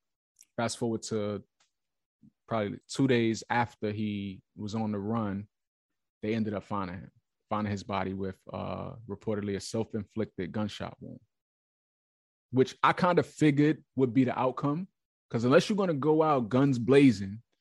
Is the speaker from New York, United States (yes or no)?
yes; New York, United States; I'm from New York